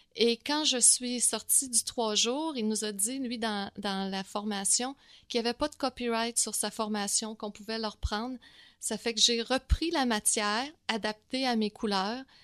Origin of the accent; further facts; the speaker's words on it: Quebec City, Quebec, Canada; moved away as an adult; now in Montreal, Canada; je viens de Québec